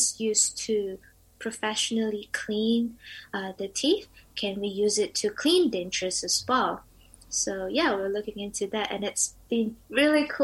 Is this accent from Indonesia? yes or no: yes; Indonesia; now in Dunedin, New Zealand; I'm from Indonesia